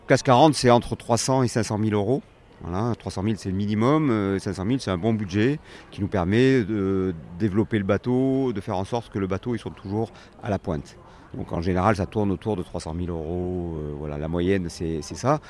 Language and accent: French; France; also born or lived in Dordogne; je suis né en Dordogne, c'est pire, parce que la Dordogne, c'est quand même pas un pays très maritime faut bien le dire. effectivement, je suis arrivé il y a quand j'avais une dizaine d'années euh, sur les bords de la Méditerranée